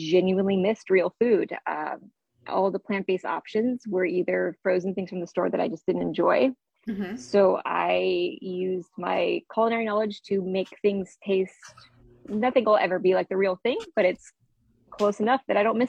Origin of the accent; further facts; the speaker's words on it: San Francisco, California, United States; now in Washington, D.C., United States; I grew up in San Francisco